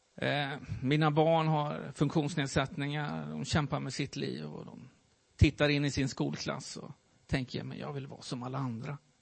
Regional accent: Värmland, Sweden; moved away as an adult; also born or lived in Gothenburg; jag flyttade därifrån, ifrån Värmland och eh, hamnade i Göteborg

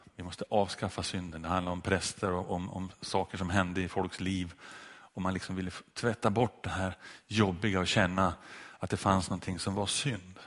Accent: Sundsvall, Västernorrland County, Sweden; strax utanför en kyrka i Sundsvall där jag växte upp

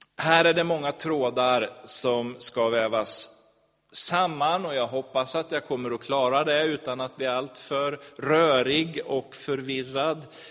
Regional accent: Sweden; som svensk

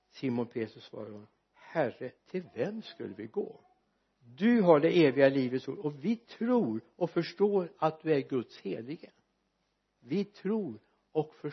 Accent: Sweden; jag är väldigt glad för att jag är svensk medborgare

